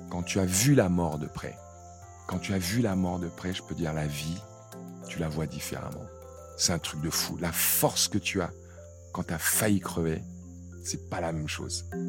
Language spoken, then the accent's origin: French; Cameroon; moved away; je viens d'un petit village euh, du Cameroun